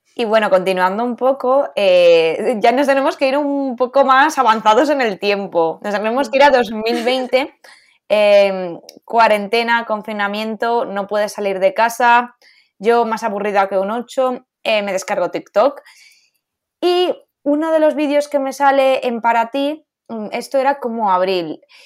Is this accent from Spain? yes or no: yes; Valencia, Valencian Community, Spain; now in Madrid, Spain; supimos que las dos éramos de Valencia